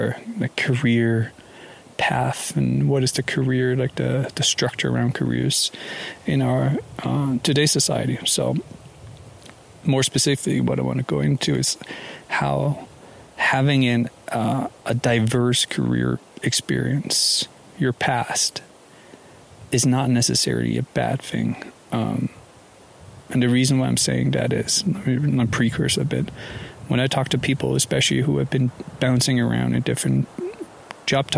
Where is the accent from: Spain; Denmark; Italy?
Denmark; Copenhagen, Capital Region of Denmark; moved away as an adult; also born or lived in Paris / Hong Kong / London; I'm from Denmark, born and raised in Copenhagen, spent the first 20 year plus years or so there.